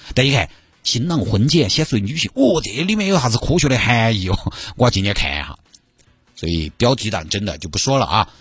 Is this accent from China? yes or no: yes; Sichuan, China; accent: Sichuanese; 我就尽量四川话